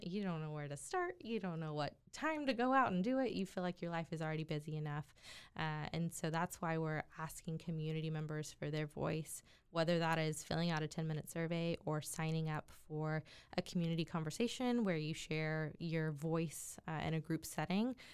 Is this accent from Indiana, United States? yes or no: no; Waco, Texas, United States; born and raised in Waco, Texas